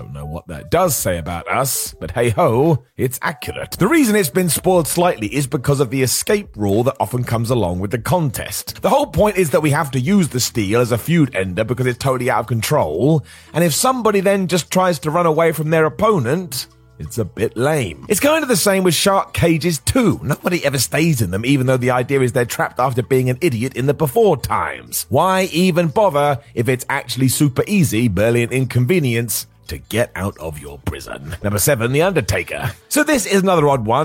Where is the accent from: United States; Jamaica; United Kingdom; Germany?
United Kingdom; I'm British